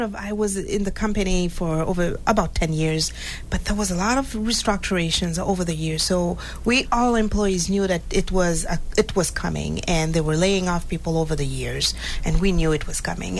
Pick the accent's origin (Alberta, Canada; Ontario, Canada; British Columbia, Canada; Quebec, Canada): Quebec, Canada; Montreal; moved away as an adult; also born or lived in Haiti; now in Massachusetts, United States; I was born in Haiti, and four years old, I moved to Montreal